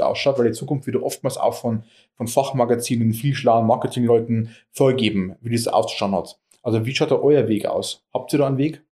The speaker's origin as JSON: {"language": "German", "country": "Germany", "tie": "born or raised there", "said": "Oberfichtach, meiner Heimatstadt"}